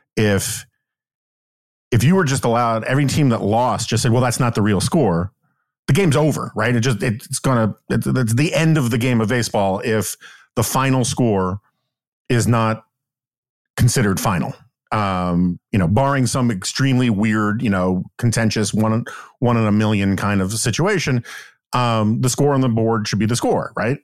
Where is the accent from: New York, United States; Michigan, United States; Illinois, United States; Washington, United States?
New York, United States; New York City; I grew up in New York City in the nineteen seventies and eighties